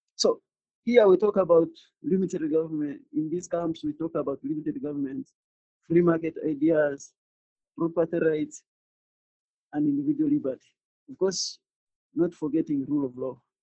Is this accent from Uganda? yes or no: yes; Central Region, Uganda; I'm from Uganda in East Africa.